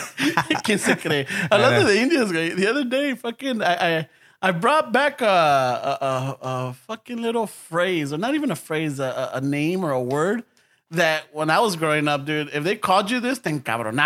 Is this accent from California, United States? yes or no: yes; Los Angeles, California, United States; I was born in East L.A. and I grew up in Boyle Heights, and then we moved to South L.A.